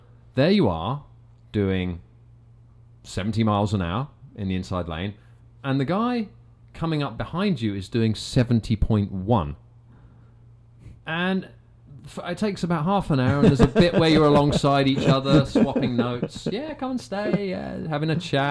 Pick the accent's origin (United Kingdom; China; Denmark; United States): United Kingdom; England; we're from England